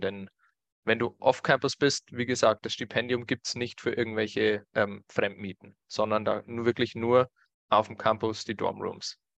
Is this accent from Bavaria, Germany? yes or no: yes; Bavaria, Germany; bei uns in Bayern